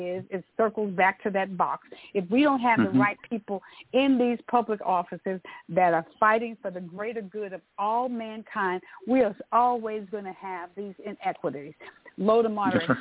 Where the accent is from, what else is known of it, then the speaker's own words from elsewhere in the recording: Tyler, Texas, United States; When I grew up here in North, when I grew up, there was a supermarket in the heart of our community.